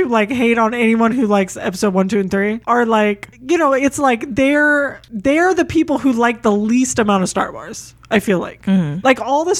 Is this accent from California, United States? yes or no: yes; Sacramento, California, United States; also born or lived in Alameda County; I'm like, born and raised in Sacramento. I say I was born and raised in Sacramento because like I was there for like 2 seconds.